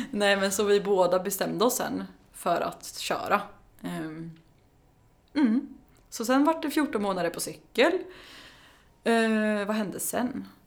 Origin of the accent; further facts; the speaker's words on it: Karlskoga, Örebro County, Sweden; moved away as an adult; now in Stockholm, Sweden; jag är från Karlskoga. så jag, flytt, ja, mm. så jag flyttade hem till gården igen.